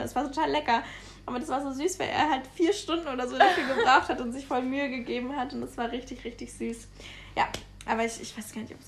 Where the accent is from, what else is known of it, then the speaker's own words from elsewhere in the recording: Munich, Bavaria, Germany; wir kommen eigentlich aus München übrigens, ähm, dann haben wir noch zu Hause gewohnt